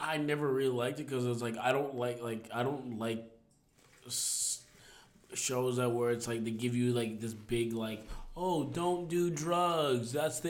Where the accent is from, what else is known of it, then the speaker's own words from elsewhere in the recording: Jamaica; No, I'll have kids because I mean I'm Jamaican and we have to have kids.